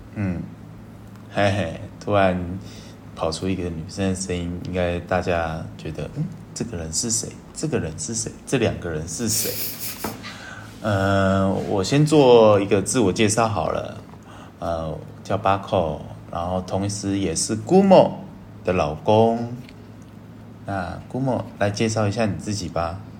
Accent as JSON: {"language": "Chinese", "country": "Taiwan", "said": "我是台湾人，然后我的英文超烂"}